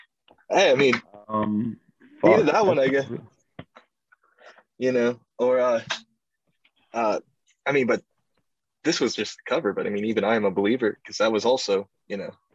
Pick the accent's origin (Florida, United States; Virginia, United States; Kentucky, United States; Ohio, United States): Florida, United States; for Floridians